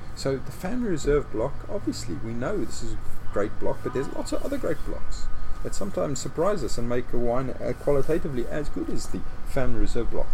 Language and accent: English; just outside of Johannesburg, Gauteng, South Africa; now in Stellenbosch, South Africa; I grew up just outside of Johannesburg and went to school in Johannesburg